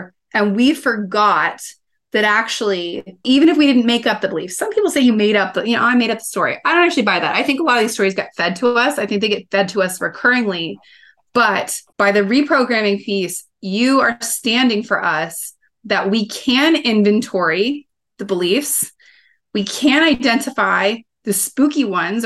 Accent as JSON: {"language": "English", "region": "Kansas", "country": "United States", "tie": "born or raised there", "said": "growing up in Kansas"}